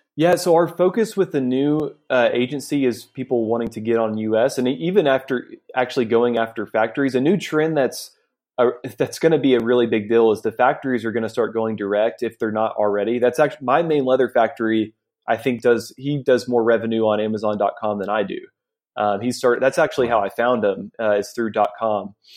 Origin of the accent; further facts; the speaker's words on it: Arkansas, United States; moved away as an adult; now in India; I'm from the States. I went to the University of Arkansas.